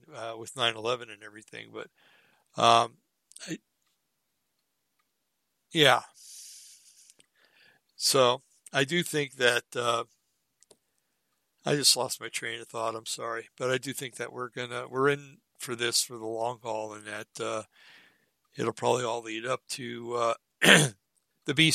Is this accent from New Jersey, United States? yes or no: yes; Bergen County, New Jersey, United States; I grew up in Bergen County, New Jersey, where you always had to watch your back